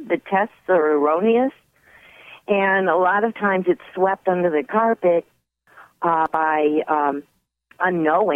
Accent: East Coast, United States; now in California, United States; I grew up on the East Coast

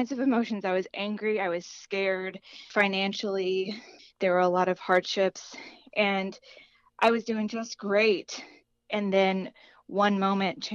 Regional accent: Chattanooga, Tennessee, United States; now in Tampa, United States; I am originally from Chattanooga, Tennessee

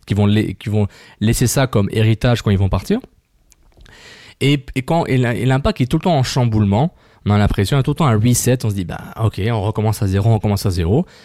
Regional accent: Montreal, Quebec, Canada; Moi, je suis un Montréalais

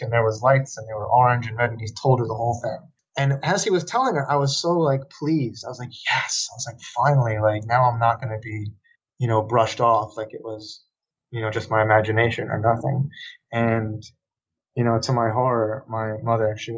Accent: Shelter Island, New York, United States; Here in my hometown, Shelter Island, there's probably like 1,000 of us, that live here.

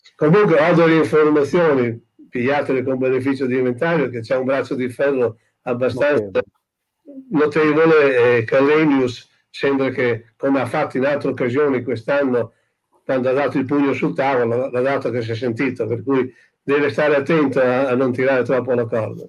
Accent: Emilia-Romagna, Italy; uno che come me è nato e cresciuto in Romagna

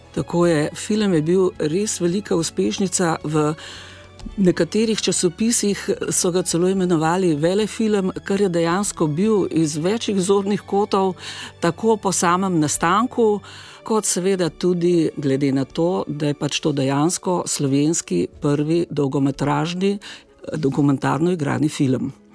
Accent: Slovenia; Slovenci smo

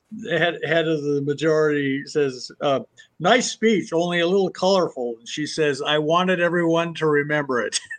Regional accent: Southern Oregon, United States; I grew up in Southern Oregon

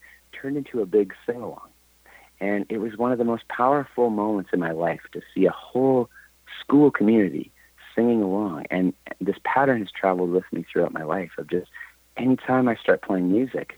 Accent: Canada; I'm from Canada, and in Canada we have to study French, and I was failing French

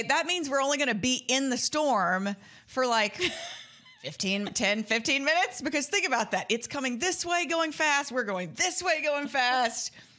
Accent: West Texas, United States; also born or lived in Plainview, Texas / Lubbock, Texas; now in Dallas, United States; Like I'm from fucking West Texas. Like I'm from Plainview and Lubbock. Like those are like the windiest places on the planet.

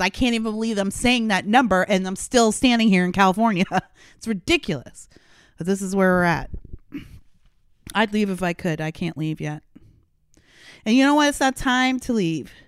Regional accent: Canada; now in United States; I'm a Canadian by birth, so Canada's a Commonwealth country

